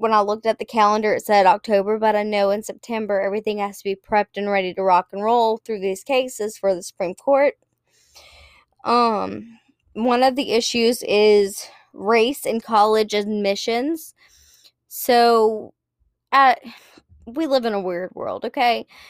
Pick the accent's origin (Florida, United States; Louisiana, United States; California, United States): Louisiana, United States; South; I'm from South Louisiana